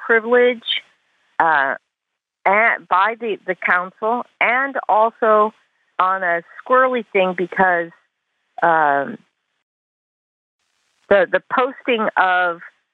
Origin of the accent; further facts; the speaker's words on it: Taiwan; now in California, United States; I speak Chinese. I grew up in Taiwan